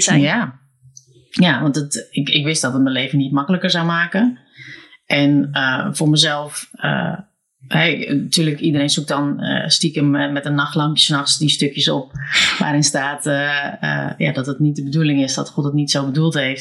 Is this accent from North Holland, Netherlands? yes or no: yes; Alkmaar, North Holland, Netherlands; born or raised there